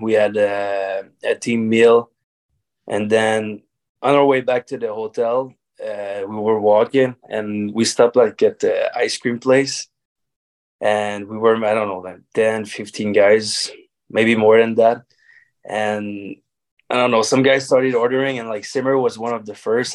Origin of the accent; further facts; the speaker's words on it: Varennes, Quebec, Canada; also born or lived in Charlottetown / Laval; I played hockey in my hometown. To, I mean, with the Blizzard of Varennes